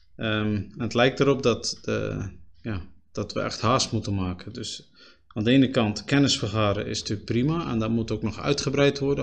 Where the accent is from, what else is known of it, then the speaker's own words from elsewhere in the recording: Spui, Zeeland, Netherlands; also born or lived in Axel; now in Terneuzen, Netherlands; ik ben opgegroeid op Spui, een klein gehuchtje. Ook in Zeeuws-Vlaanderen.